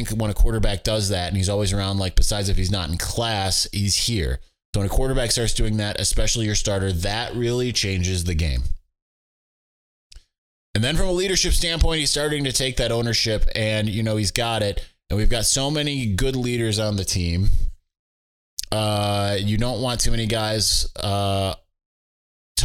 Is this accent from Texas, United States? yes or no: no; Michigan, United States; moved away as an adult; also born or lived in California